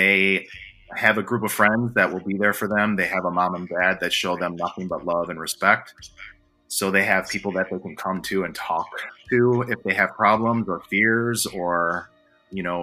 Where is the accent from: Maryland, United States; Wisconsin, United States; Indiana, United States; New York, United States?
Wisconsin, United States; Milwaukee; also born or lived in Guatemala; now in Charlotte, United States; growing up in Milwaukee